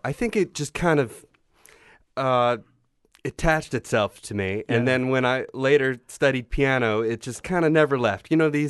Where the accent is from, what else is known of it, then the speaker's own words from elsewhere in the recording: New Jersey, United States; also born or lived in Indiana; I grew up in New Jersey